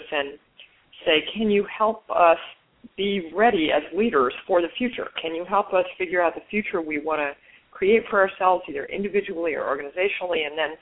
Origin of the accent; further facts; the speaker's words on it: Omaha, Nebraska, United States; I was born in Omaha